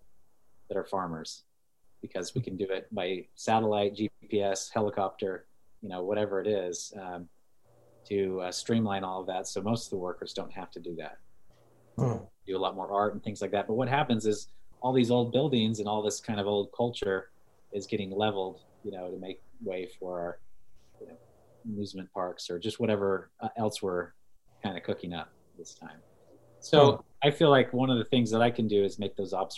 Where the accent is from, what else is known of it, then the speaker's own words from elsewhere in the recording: Utah, United States; I grew up in Utah